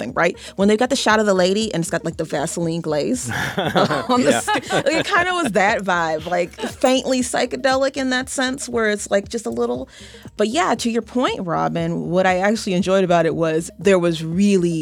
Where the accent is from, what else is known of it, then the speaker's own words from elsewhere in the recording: Chicago, Illinois, United States; As a Chicagoan